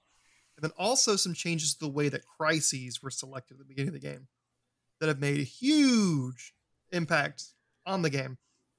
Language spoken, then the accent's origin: English; Alabama, United States; Yeah, I'm from Alabama.